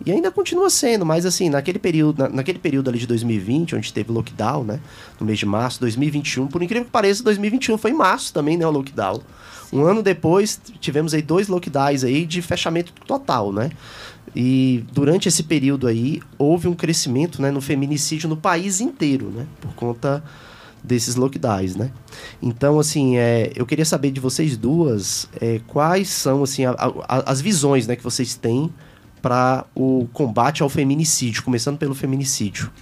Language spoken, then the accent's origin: Portuguese; Taguatinga, Federal District, Brazil; Eu também nasci em Taguatinga